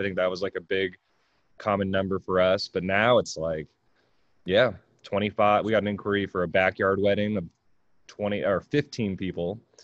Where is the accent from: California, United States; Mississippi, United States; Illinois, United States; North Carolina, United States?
California, United States; moved away; I grew up in California.